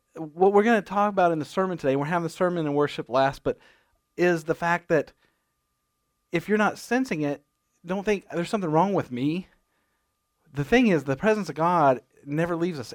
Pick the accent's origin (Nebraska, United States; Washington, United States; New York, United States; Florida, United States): Nebraska, United States; moved away; I grew up in Nebraska